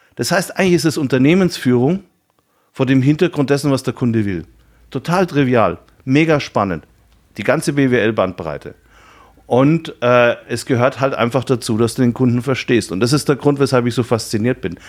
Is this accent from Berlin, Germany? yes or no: no; Nuremberg, Bavaria, Germany; also born or lived in Munich; Ich bin äh, äh, in Nürnberg geboren, habe da eine Banklehre gemacht